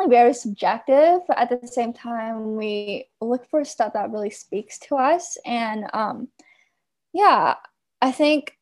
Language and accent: English; Bay Area, California, United States; I'm from the Bay Area